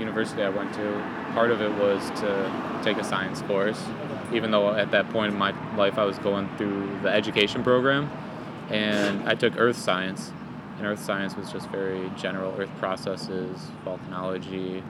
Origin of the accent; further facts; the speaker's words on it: southeast Michigan, United States; moved away; born and raised in Michigan, southeast